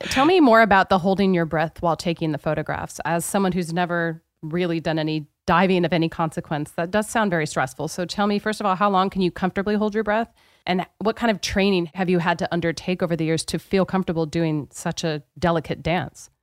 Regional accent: Pacific Northwest, United States; I'm from the Pacific Northwest, so this was very much a part of where I grew up.

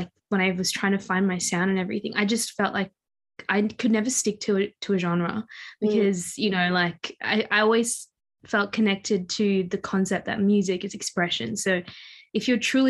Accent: Mauritius; moved away; I'm from Mauritius

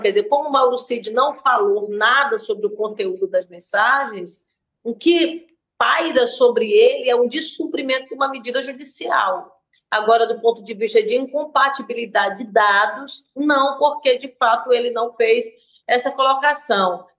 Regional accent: Brazil; eu sou brasileira

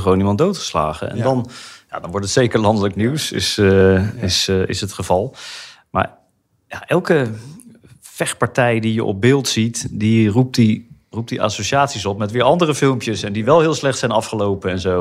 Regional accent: The Hague, South Holland, Netherlands; Opgegroeid in Den Haag, geboren en getogen.

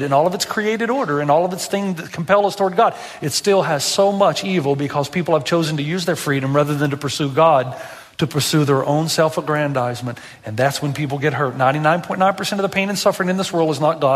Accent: Tennessee, United States; I'm from Tennessee

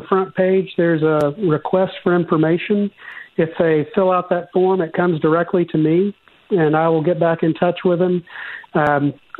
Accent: Georgia, United States; accent: Georgia; my Georgia accent

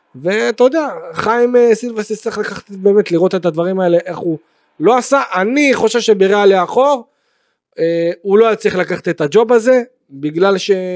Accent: Beersheba, Southern District, Israel; אני באר שבעי. אה, גדלתי בבאר שבע

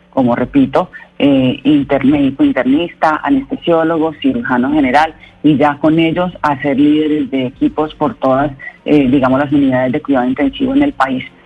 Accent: Colombia

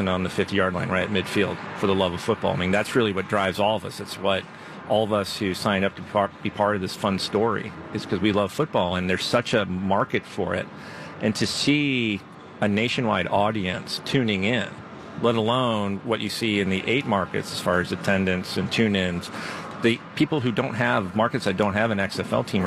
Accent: St. Louis, Missouri, United States; born or raised there

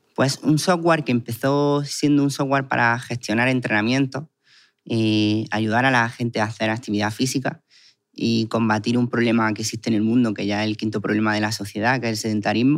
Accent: Guadix, Andalusia, Spain; vengo de un pueblo que es Caguadí

